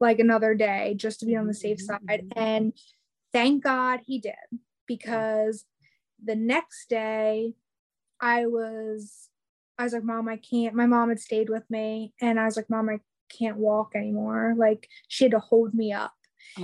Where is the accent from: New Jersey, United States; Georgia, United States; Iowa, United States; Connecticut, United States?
New Jersey, United States; now in North Carolina, United States; I'm in North Carolina, I'm originally from New Jersey